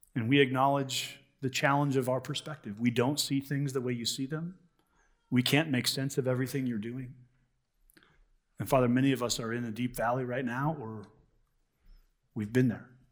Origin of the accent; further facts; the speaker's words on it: United States; as American Christians